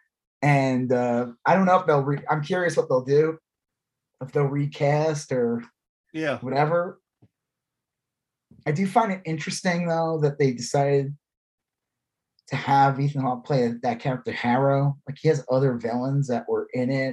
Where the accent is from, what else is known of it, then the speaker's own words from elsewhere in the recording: United States; I'm an American.